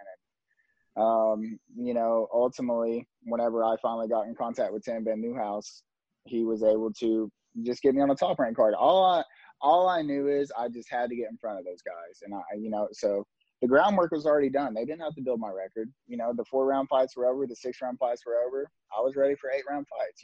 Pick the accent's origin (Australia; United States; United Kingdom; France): United States; Tennessee; we're both from Tennessee